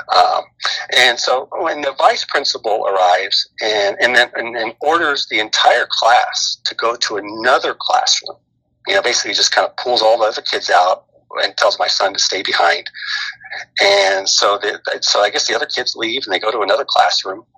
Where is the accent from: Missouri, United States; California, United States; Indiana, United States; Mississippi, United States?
California, United States; Bay Area; also born or lived in Sacramento, California / Washington; I was born in Sacramento and, and grew up in the uh, Bay Area uh, with a little stint in, in Washington, uh, in the state of Washington, my dad's job, but pretty much from the Bay Area.